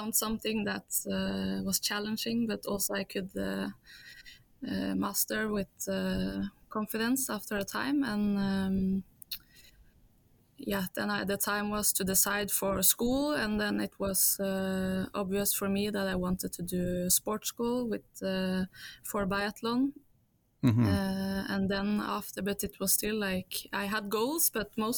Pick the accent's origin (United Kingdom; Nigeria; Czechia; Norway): Norway; also born or lived in Belgium; I was born in Norway because my father lives here or is from Norway